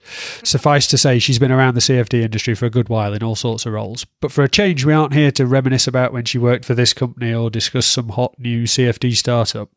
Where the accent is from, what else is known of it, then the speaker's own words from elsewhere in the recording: Yorkshire and the Humber, United Kingdom; I'm from Yorkshire, so I struggle with long vowel sounds